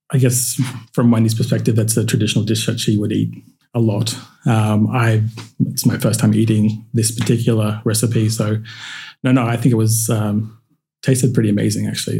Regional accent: Queensland, Australia; growing up in Queensland

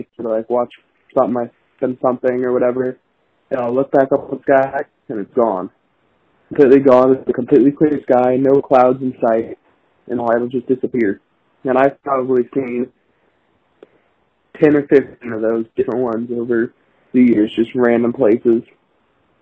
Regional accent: Missouri, United States; I'm from Missouri. I live on a farm out here

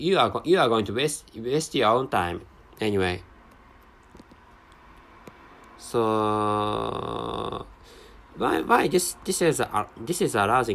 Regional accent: Japan; first language Japanese; English is a second language

